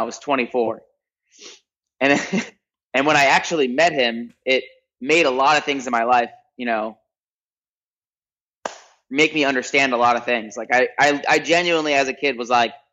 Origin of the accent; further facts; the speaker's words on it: Toms River, New Jersey, United States; also born or lived in Park City, Utah / Salt Lake City, Utah; now in Orange County, United States; childhood, I lived in Toms River, New Jersey. It's a little beach town, central part of New Jersey, all the way in the East Coast